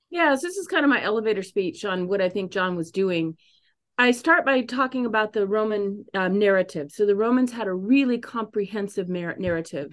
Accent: San Diego, California, United States; moved away as an adult; also born or lived in Paris / Midwest; I was born and raised in San Diego

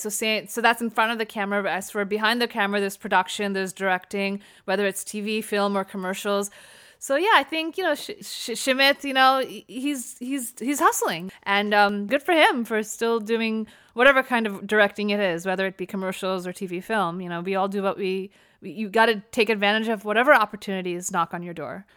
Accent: United States; I was born and raised in America, my parents are immigrants

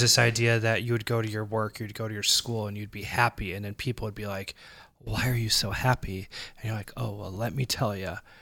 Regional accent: Arnold, Missouri, United States; we grew up in a, a mega church. It was, uh, pretty big even for, like, where we came from. We came from Arnold, Missouri

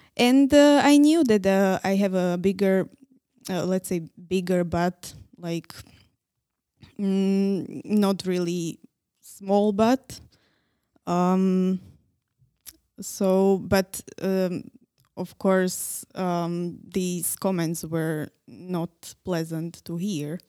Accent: Nitra, Nitra Region, Slovakia; English is a second language; moved away as an adult; now in Prague, Czech Republic; I was born in Nitra

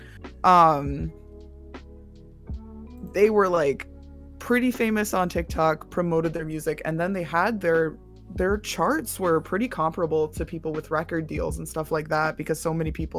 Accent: United States; We're both Canadians, but I grew up in the America

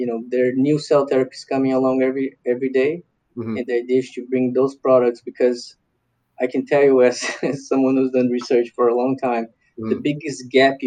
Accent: Brazil; moved away; I'm from Brazil

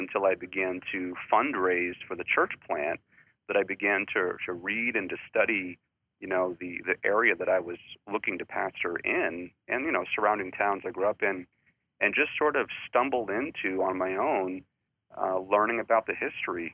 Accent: Gilmanton Iron Works, New Hampshire, United States; also born or lived in Pennsylvania; I'm born and raised in New Hampshire

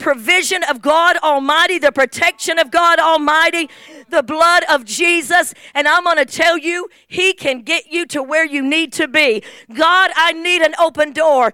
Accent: England, United Kingdom; moved away; I'm from England

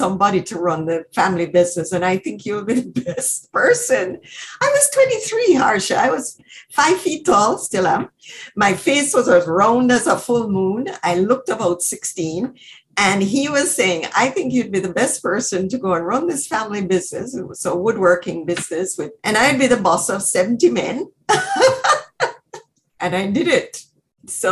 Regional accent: Jamaica; moved away as an adult; now in Canada; I grew up in Jamaica, you know, going to ballet and music lessons

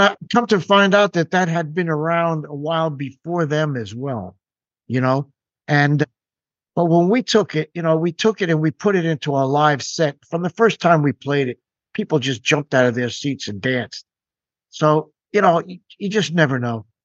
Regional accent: New York, United States; I grew up near New York City

